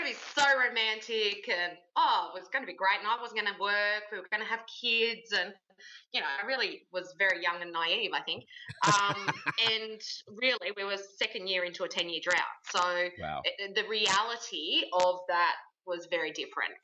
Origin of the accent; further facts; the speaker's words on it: Wagga Wagga, New South Wales, Australia; moved away as an adult; I grew up in Wagga in regional New South Wales